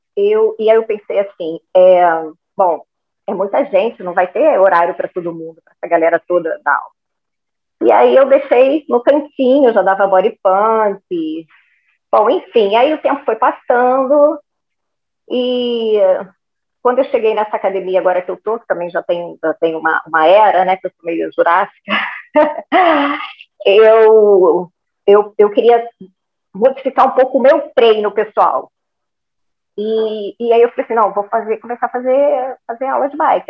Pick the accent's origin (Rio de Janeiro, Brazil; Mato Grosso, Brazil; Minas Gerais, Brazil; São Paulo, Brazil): Rio de Janeiro, Brazil; now in Macaé, Brazil; eu sou carioca, mas eu já estou há uns 20 anos em Macaé